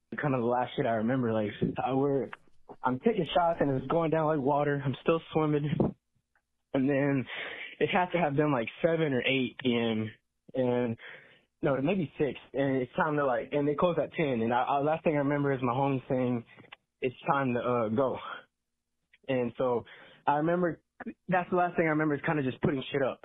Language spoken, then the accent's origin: English; Texas, United States; I'm from Texas